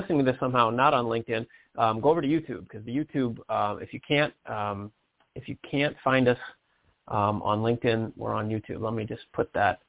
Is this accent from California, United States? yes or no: no; Detroit, Michigan, United States; I'm from Detroit myself